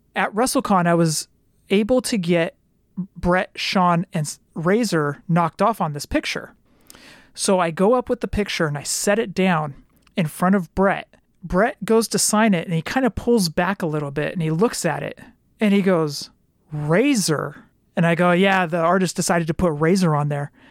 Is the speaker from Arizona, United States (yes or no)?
no; California, United States; I'm from California